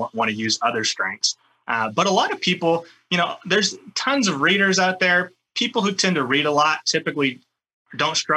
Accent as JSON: {"language": "English", "region": "California", "country": "United States", "tie": "born or raised there", "said": "I grew up in California."}